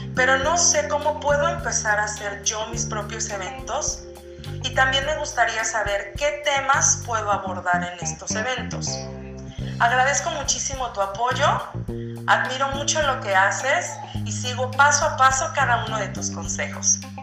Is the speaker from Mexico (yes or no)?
yes; Mexico; soy de México.